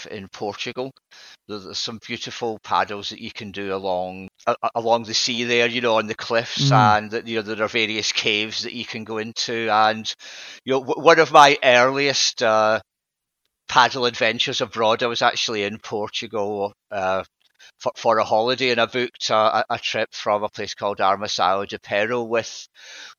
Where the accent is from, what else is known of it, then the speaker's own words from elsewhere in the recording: Scotland, United Kingdom; now in England, United Kingdom; being Scottish